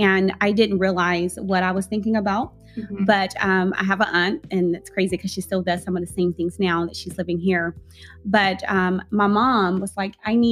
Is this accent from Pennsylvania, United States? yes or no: no; Tyler, Texas, United States; now in Dallas, United States; I'm from Tyler, it's country